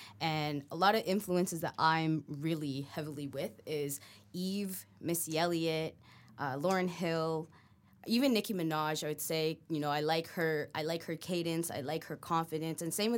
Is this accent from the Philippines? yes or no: yes; Philippines; Well, I actually I'm Filipino, so I grew up in a household with a lot of karaoke